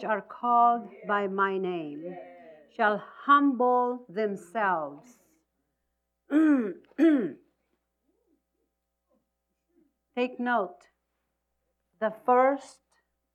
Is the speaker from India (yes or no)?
no; Philippines; I'm Filipino. I'm from the Philippines.